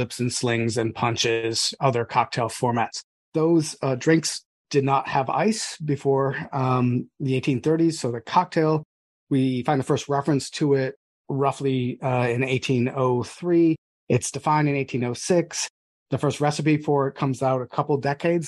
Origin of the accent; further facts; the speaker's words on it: United States; I'm also American